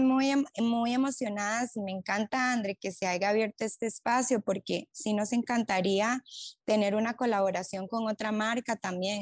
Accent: Costa Rica; en Costa Rica, en nuestro país

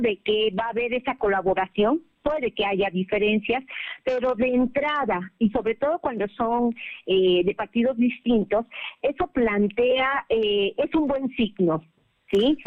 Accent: Mexico; somos mexicanos

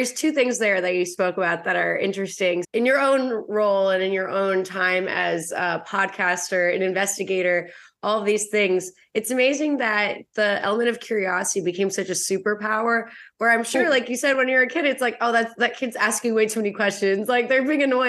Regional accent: Russia; moved away; I was born in Russia, which is different than Ukraine

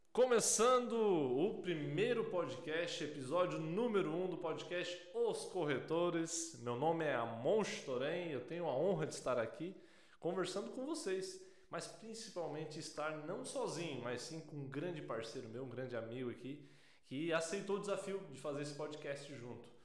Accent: Balneário Gaivota, Santa Catarina, Brazil; eu sou natural de Bonaire Gaivota

